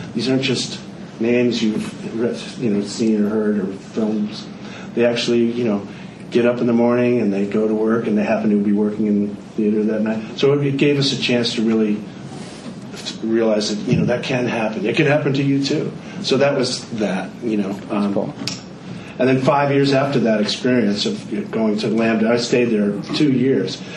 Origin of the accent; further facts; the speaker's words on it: Connecticut, United States; moved away as an adult; also born or lived in Philadelphia / New York; I grew up in Connecticut